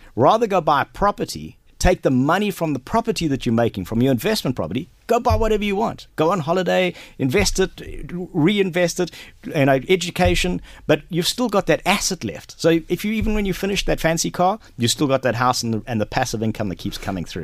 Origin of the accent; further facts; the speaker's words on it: Durban, KwaZulu-Natal, South Africa; moved away as an adult; also born or lived in Johannesburg / Ballymena, Antrim (mother's origin); now in Kells, Ireland; I grew up in South Africa, been there for forty-two years. Um, I was born and raised there in Durban